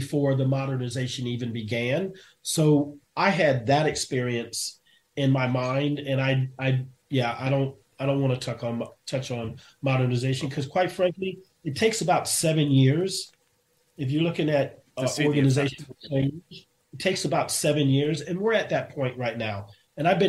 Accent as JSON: {"language": "English", "country": "Japan", "tie": "born or raised there", "also_born_or_lived": "South Korea", "moved": "yes", "said": "I grew up in Japan"}